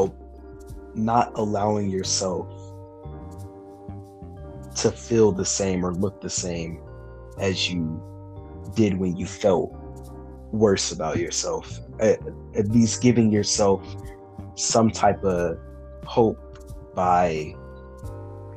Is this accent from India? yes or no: no; Detroit, Michigan, United States; now in Ohio, United States; I currently live in Ohio, but I am originally from Detroit, Michigan.